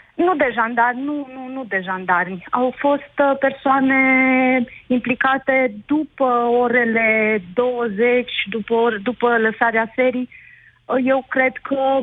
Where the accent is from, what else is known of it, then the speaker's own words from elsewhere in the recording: Sibiu, Sibiu County, Romania; moved away as an adult; suntem din Sibiu. Uh, sunt venită în țară, am fost 10 ani plecați